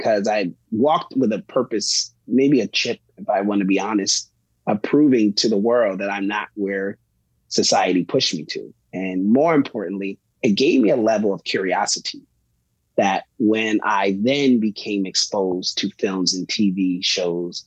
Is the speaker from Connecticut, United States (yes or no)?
yes; Bridgeport, Connecticut, United States; I grew up in Bridgeport, Connecticut, proud to tell anyone and everyone that that's where I'm from.